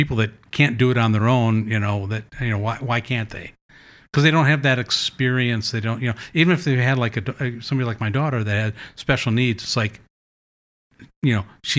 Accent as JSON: {"language": "English", "region": "Midwest", "country": "United States", "said": "You know, we came from the Midwest and, you know, just, you know, the typical Midwestern person was just, you know, we do have very conservative values."}